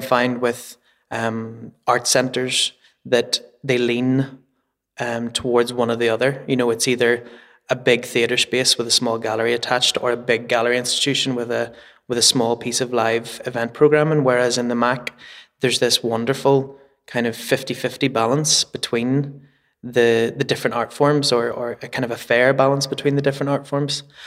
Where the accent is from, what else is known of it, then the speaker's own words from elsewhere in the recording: Belfast, Northern Ireland, United Kingdom; also born or lived in Edinburgh; now in Belfast, United Kingdom; I'm like born and bred in Belfast